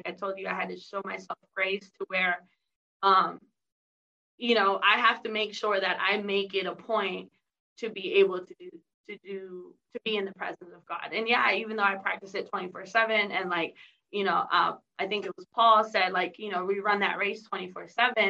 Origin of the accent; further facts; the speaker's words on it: San Diego, California, United States; I'm from San Diego. And so we have the Rock Church